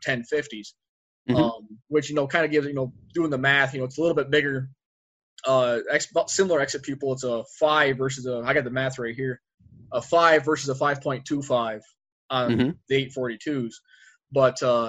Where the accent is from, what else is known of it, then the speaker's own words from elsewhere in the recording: Northern New York State, United States; now in Arizona, United States; I was born and raised, I'm from New York originally